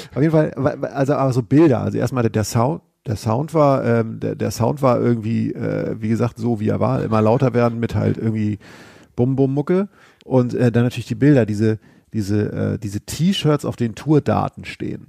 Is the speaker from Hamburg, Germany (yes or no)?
no; Schleswig-Holstein, Germany; ich komme ja aus Schleswig-Holstein